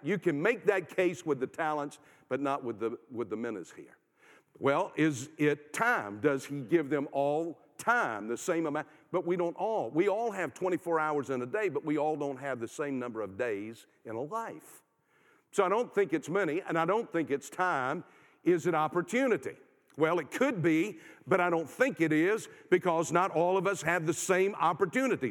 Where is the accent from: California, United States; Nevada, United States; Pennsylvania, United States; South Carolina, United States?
South Carolina, United States; I'm from South Carolina